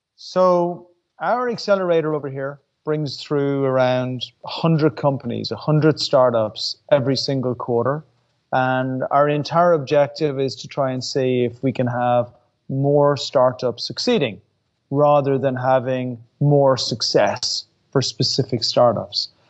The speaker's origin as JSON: {"language": "English", "country": "Ireland", "said": "I'm Irish."}